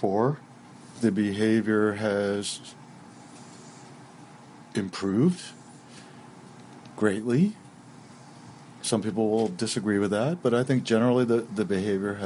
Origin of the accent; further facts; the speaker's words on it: Westchester County, New York, United States; moved away; I grew up in Westchester County, New York, in the middle of the New York City watershed system